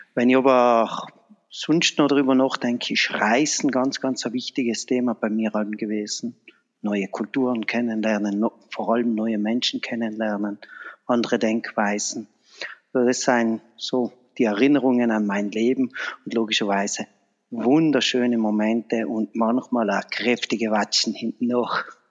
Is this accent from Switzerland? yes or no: no; Vahrn, Trentino-Alto Adige, Italy; in meiner Heimatgemeinde in, äh, Fahren. Das ist bei Brixen